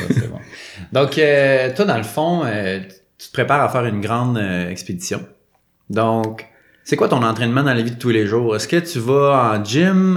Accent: Quebec, Canada; en tant que Québécois, Mettons, nous autres, là, il n'y en a pas de montagne

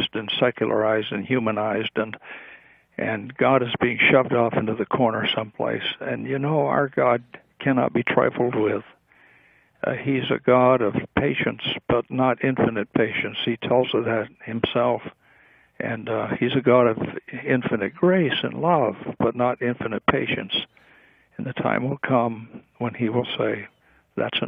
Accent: United States; we as American people

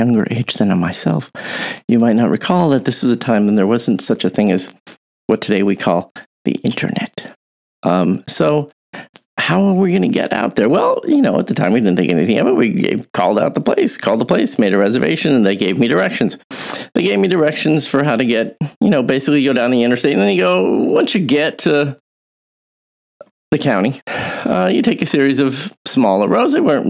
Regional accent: California, United States; also born or lived in New York City / Midwest; I was born in New York City. I lived in the Midwest when my dad was, as it turns out, a resident in his medical residency. Moved to Southern California, which is where I sort of kind of still consider home.

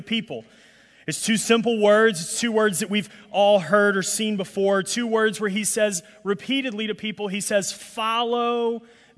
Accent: Alabama, United States; now in New Orleans, United States; I'm from Alabama, and so, you know, us country rednecks in Alabama

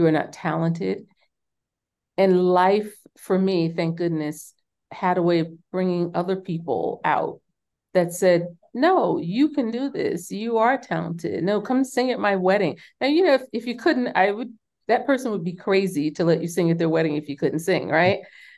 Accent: New York City, New York, United States; because they were from the South and I was born and raised in New York City.

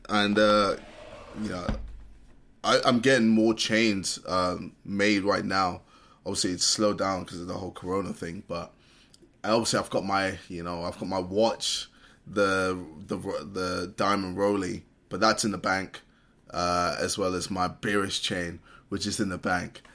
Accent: United Kingdom; As a British person

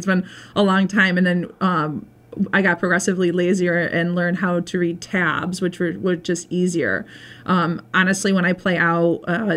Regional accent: Lanesboro, Massachusetts, United States; I'm from Lanesboro, and I guess I'm an identical twin sister. I have an older brother. My mom's from North Adams, my dad's from Lanesboro. I grew up, spent most of my life in Lanesboro

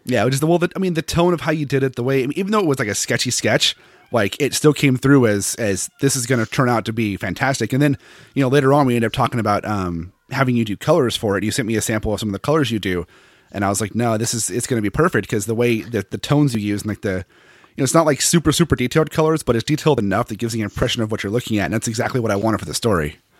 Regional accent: Seattle, Washington, United States; I'm from Seattle, so I don't like hot weather at all

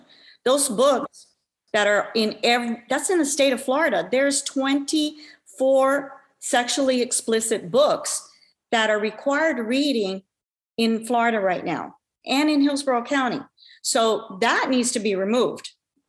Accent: Cuba; now in United States; I'm from Cuba. My family's from Cuba.

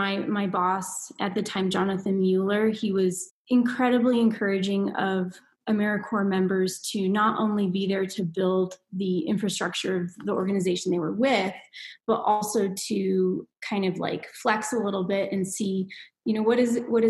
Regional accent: Indiana, United States; moved away as an adult; also born or lived in Minnesota; now in Reno, United States; I'm from Indiana and went to school in Minnesota

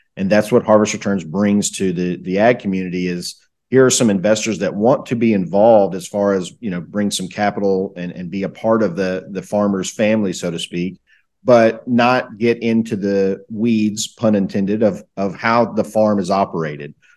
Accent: Southeast United States, United States; I, I grew up kinda in the Southeast United States, uh, in, in what people would call the country.

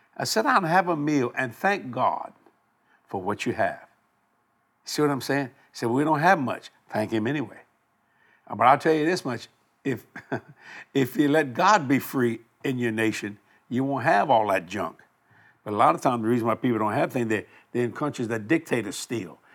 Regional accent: United States; I'm an American here

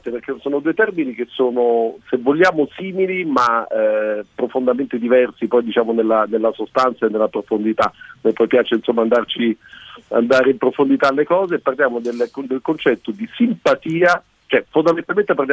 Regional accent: Germany; dico da tedesco, quindi per me ha un doppio valore questa... eh, questa, questa, giornata

